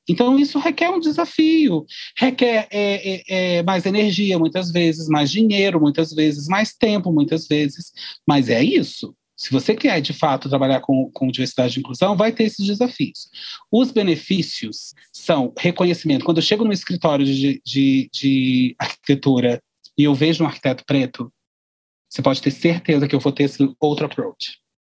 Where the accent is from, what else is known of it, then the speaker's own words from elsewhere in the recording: Brazil; nós somos brasileiros, nós estamos no Brasil